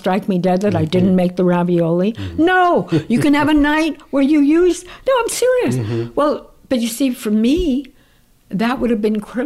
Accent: New York, United States; also born or lived in Italy; I'm a New Yorker.

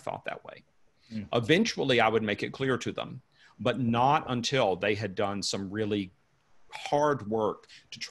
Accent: United States; I'm writing as an American for my fellow Americans

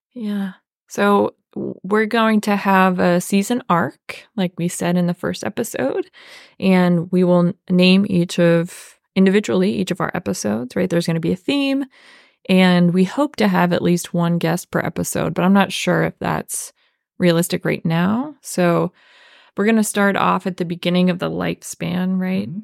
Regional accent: Apollo, Pennsylvania, United States; moved away; I am from Apollo area. And if you're familiar with Western Pennsylvania, it is a, again, suburb of a suburb

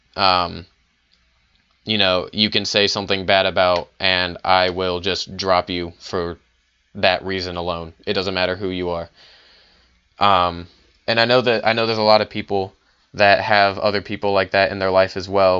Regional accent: Richmond, Virginia, United States; moved away as an adult; I'm from Richmond, Virginia

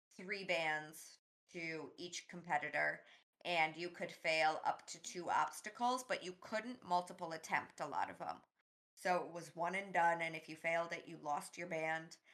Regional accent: Boston, Massachusetts, United States; I'm from Boston. I'm not from the Midwest

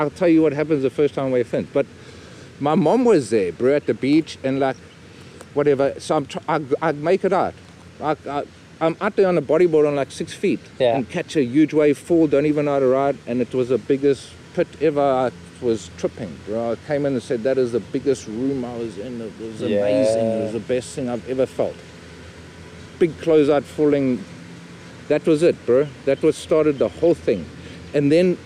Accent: Durban, KwaZulu-Natal, South Africa; I grew up in Glen Ashley, which is right by Umschlunga.

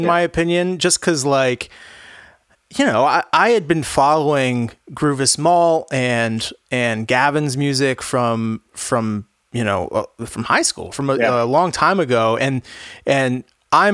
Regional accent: Cranston, Rhode Island, United States; a lot of musicians and people my age, you know, growing up in Cranston

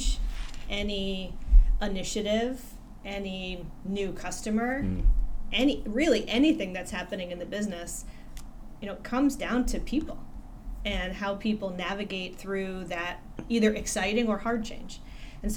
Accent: New Jersey, United States; now in Michigan, United States; my parents actually relocated back to Michigan, I should say, from where I grew up in New Jersey

